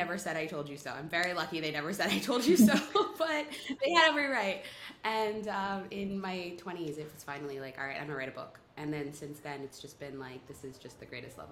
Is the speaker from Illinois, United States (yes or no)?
no; State College, Pennsylvania, United States; I grew up in a college town. My dad is a professor at Penn State